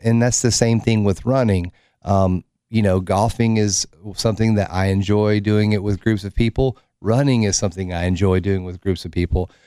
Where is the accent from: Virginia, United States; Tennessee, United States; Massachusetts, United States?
Tennessee, United States; Oak Ridge; I grew up in Oak Ridge